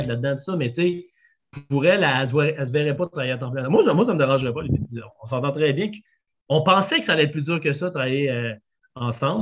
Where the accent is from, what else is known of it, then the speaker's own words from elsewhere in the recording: Quebec City, Quebec, Canada; je viens de Québec. fait que j'étais vegan dans la région de Québec quand j'avais 17 ans